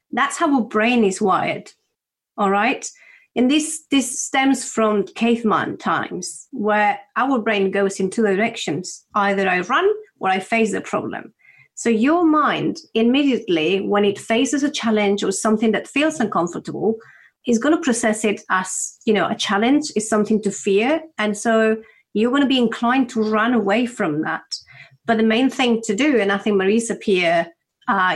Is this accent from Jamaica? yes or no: no; Spain; moved away as an adult; now in United Kingdom; I'm from Spain